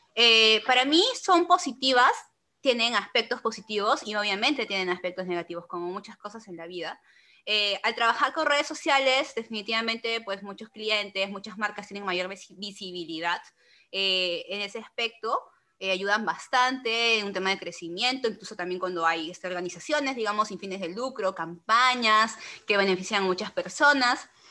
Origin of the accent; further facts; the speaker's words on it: Peru; soy peruana